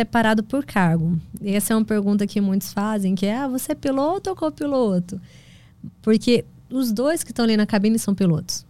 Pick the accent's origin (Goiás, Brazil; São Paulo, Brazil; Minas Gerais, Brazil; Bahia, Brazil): Goiás, Brazil; also born or lived in Goiânia / Mozarlândia; Eu nasci em Goiânia e morei na fazenda no interior de Goiás, lá, município de Mozarlândia, até os três anos de idade